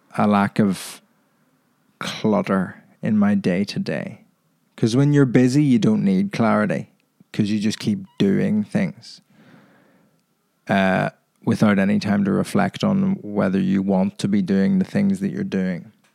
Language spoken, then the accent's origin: English; Ireland; now in England; my thoughts on being Irish